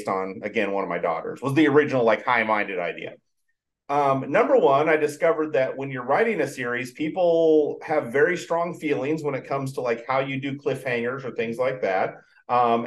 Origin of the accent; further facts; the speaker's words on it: Idaho, United States; I grew up in Idaho